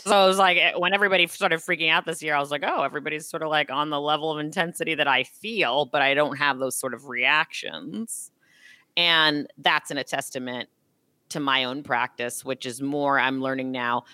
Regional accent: Los Angeles, California, United States; I'm from Los Angeles

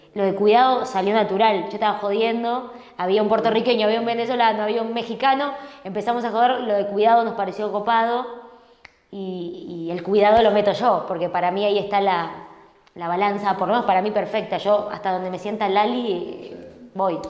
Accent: Buenos Aires, Argentina; Yo soy porteña.

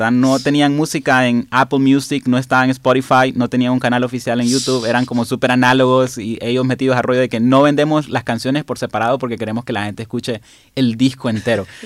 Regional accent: La Ceiba, Atlántida, Honduras; yo soy de la Ceiba

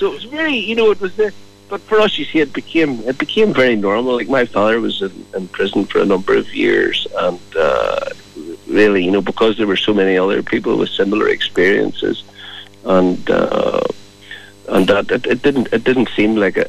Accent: Dungiven, Northern Ireland, United Kingdom; I was born in Dungiven

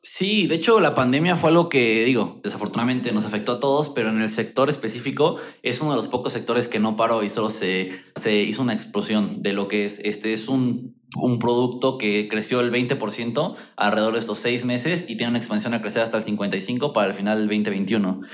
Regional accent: Mexico; yo de México

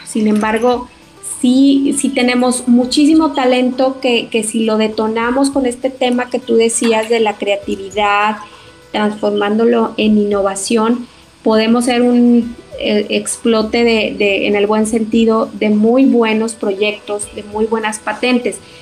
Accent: Torreón, Coahuila, Mexico; moved away; soy originaria de Torre Coahuila

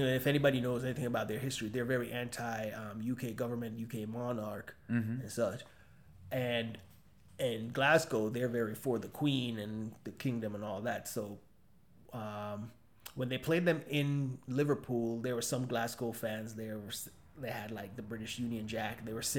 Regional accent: Jamaica; now in United States; I am from a former colony of Britain. I'm from Jamaica.

